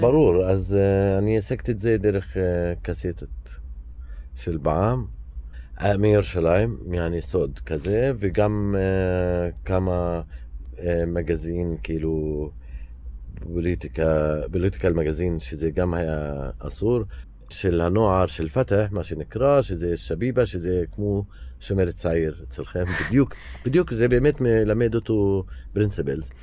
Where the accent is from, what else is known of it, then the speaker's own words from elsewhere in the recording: Hizma, Palestine; Hebrew is a second language; now in Ramallah, Palestine; אני מכפר חזמה, שזה עשר דקות ממרכז ירושלים, אז אני גדלתי באזור ירושלים